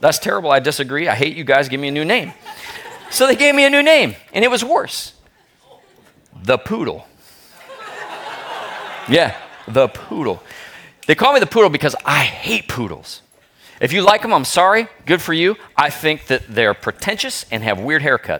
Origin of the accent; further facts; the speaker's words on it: Kirkland, Washington, United States; I grew up in Kirkland